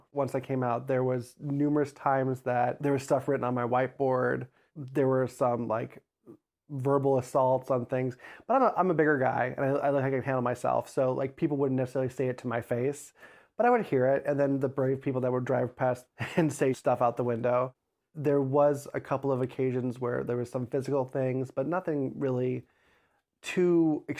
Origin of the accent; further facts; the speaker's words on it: Crown Point, Indiana, United States; I grew up in Crown Point, Indiana, born and raised. I was in a weird area of Crown Point where I had a Crown Point address, but went to the Maryville School District.